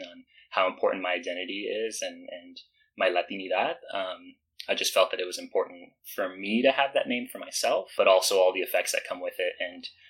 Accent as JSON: {"language": "English", "town": "Denver", "region": "Colorado", "country": "United States", "tie": "born or raised there", "also_born_or_lived": "East Los Angeles, California", "said": "I'm originally from East LA. My mom is a first-generation Mexican immigrant, so I spent kind of like the first half of my childhood there and then moved to Denver. Grew up with like a single mom and three sisters"}